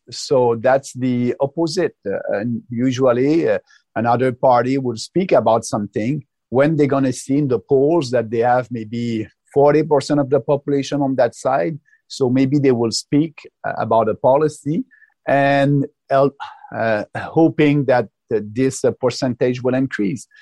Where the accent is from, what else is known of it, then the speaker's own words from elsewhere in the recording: Quebec, Canada; I'm coming from Quebec